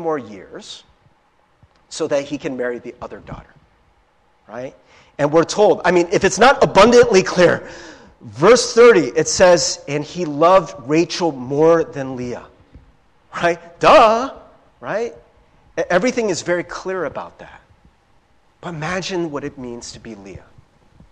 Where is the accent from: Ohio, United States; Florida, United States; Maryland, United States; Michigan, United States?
Ohio, United States; Cincinnati; I grew up in Cincinnati, Ohio